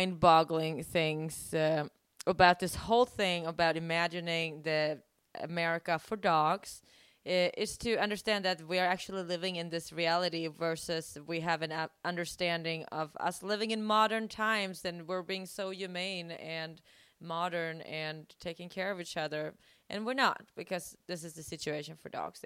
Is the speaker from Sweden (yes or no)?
yes; Sweden; now in United States; Sweden, my home country